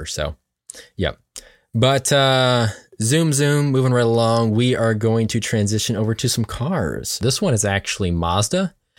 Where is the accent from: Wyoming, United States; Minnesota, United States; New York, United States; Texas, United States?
New York, United States; moved away; we're originally from New York